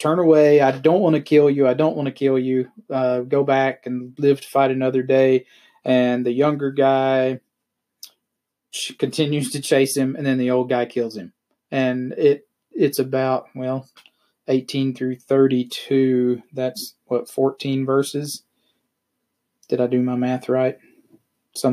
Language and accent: English; South Arkansas, United States; I grew up in the Church of Christ in a really small town in South Arkansas